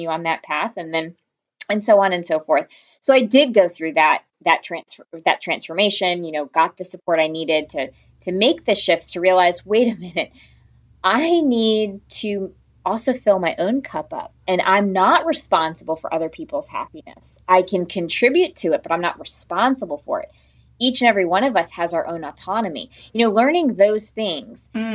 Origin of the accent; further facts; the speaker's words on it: Connecticut, United States; I grew up in a small town in Connecticut